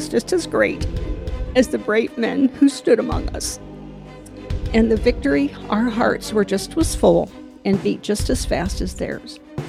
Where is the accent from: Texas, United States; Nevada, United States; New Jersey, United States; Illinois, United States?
Illinois, United States; Bloomington; I was born and raised here in Bloomington. And an Army recruiter came to the high school. I was in the Future Nurses Club at Normal Community High School.